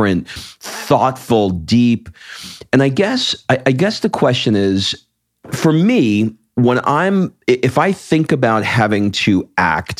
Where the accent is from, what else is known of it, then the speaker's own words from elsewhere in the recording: New York, United States; I grew up in New York